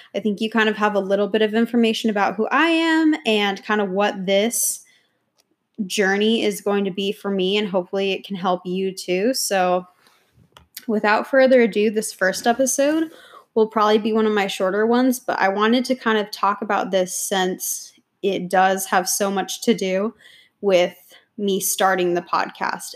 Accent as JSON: {"language": "English", "region": "New York", "country": "United States", "moved": "yes", "lives_now": "Austin, United States", "said": "I'm originally from New York"}